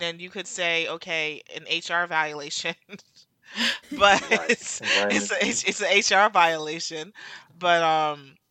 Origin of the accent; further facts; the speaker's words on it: New Jersey, United States; I'm from Jersey